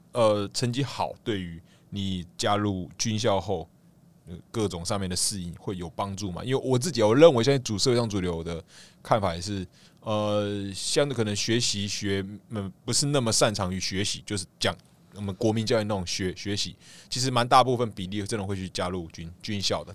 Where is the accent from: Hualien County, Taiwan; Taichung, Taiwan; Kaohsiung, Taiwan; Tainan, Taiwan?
Kaohsiung, Taiwan; first language Taiwanese Hokkien and Mandarin; 我本身是高雄人